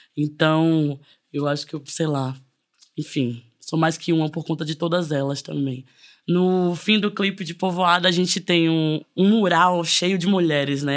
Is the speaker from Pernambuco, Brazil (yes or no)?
no; interior of Bahia, Brazil; sou do interior da Bahia